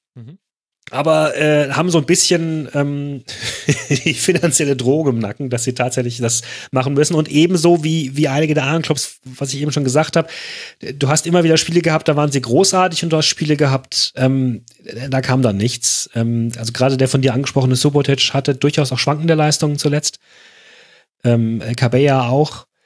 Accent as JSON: {"language": "German", "country": "Germany", "said": "als Deutscher"}